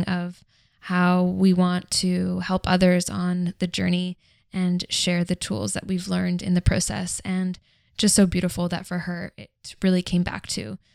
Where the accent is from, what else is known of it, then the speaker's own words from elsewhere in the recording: Canada; I was born in Canada